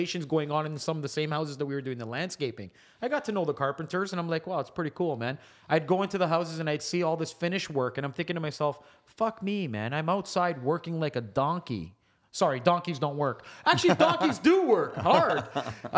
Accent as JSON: {"language": "English", "town": "Mississauga", "region": "Ontario", "country": "Canada", "tie": "born or raised there", "also_born_or_lived": "Woodbridge", "said": "growing up in Malton"}